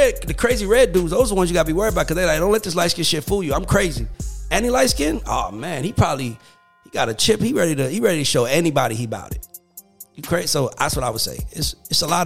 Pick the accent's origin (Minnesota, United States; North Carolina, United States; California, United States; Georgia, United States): Georgia, United States; College Park; I grew up in College Park